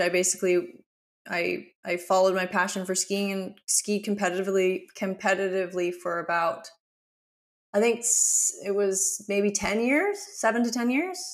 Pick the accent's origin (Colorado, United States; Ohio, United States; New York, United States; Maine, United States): Colorado, United States; Aspen; moved away as an adult; now in Byron Bay, Australia; to have grown up in Aspen.